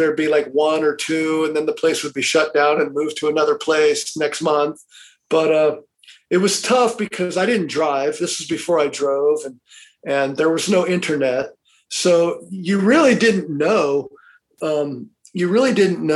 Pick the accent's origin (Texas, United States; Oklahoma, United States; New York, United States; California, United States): California, United States; Los Angeles; growing up in Los Angeles area